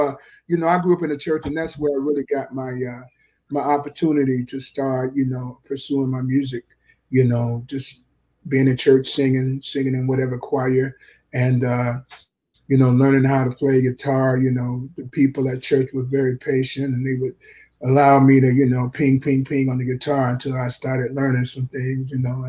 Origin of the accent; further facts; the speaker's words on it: Jacksonville, Florida, United States; Yeah. Duval, man. And it was cool.